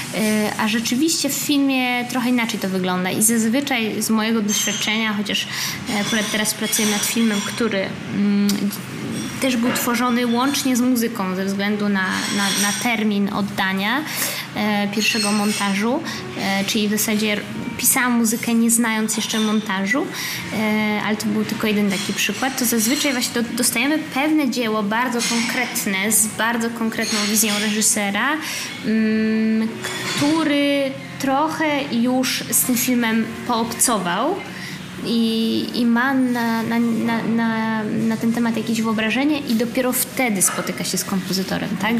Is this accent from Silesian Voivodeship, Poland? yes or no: no; Gdańsk, Pomeranian Voivodeship, Poland; moved away as an adult; also born or lived in Berlin / Warsaw; moim rodzinnym miastem Gdańsk, potem Warszawą.